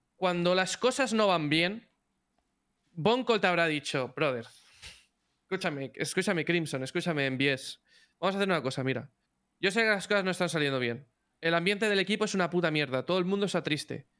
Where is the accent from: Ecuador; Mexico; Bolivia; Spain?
Spain; Los españoles vamos como. Somos como muy emocionales en ese aspecto.